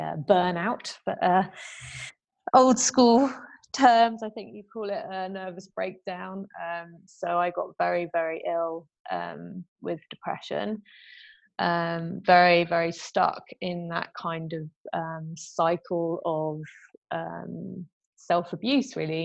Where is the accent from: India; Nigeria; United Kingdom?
United Kingdom; moved away as an adult; now in France; my hometown and where all my friends have been. And, you know, I was very, very, very close to my friends in the UK